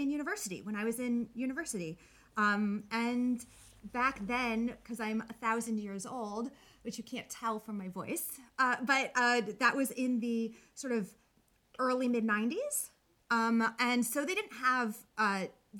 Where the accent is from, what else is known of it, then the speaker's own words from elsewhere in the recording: New York, United States; moved away as an adult; also born or lived in Binghamton, New York; now in Washington, D.C., United States; I'm from New York